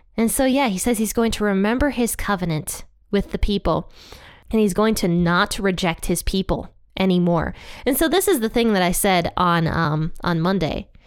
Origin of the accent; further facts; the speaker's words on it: Ohio, United States; Ohio, I love you guys. That's my home state